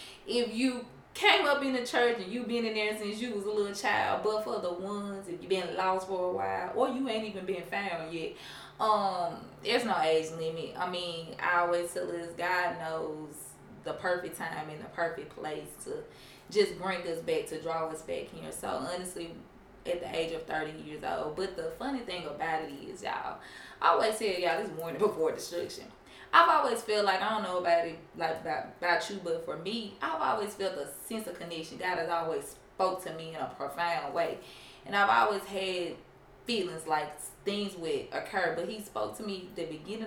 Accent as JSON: {"language": "English", "region": "Mississippi", "country": "United States", "moved": "as an adult", "lives_now": "Tennessee, United States", "said": "I'm from Mississippi originally, been in Tennessee about, 5-6 years now"}